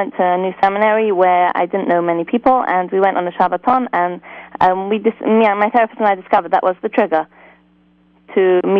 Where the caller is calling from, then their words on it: England, United Kingdom; I'm calling from England.